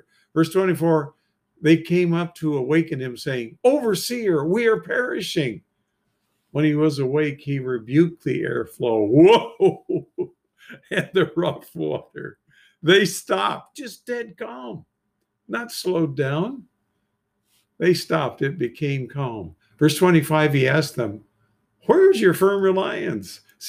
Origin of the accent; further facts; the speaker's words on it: Bricketwood, East of England, United Kingdom; whenever I told people anywhere I travel in Europe I was from Bricketwood, they immediately thought of those nudist camps.